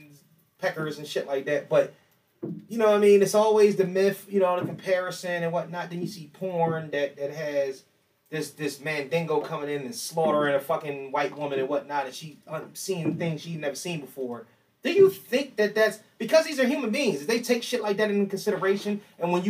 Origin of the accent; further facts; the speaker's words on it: Philadelphia, Pennsylvania, United States; I was born in Jefferson Hospital.